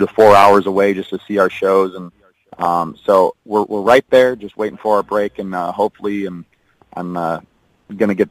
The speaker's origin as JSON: {"language": "English", "region": "Washington", "country": "United States", "said": "I'm from Washington State"}